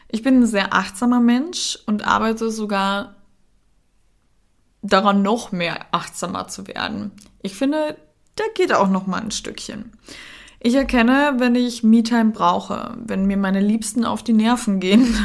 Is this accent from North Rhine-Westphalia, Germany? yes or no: yes; Cologne, North Rhine-Westphalia, Germany; dann die Familie von meinem ähm, Freund wohnt in der Nähe von Hamburg, dann dies und dann das und wir sind ja aus Köln und dadurch waren wir halt viel unterwegs.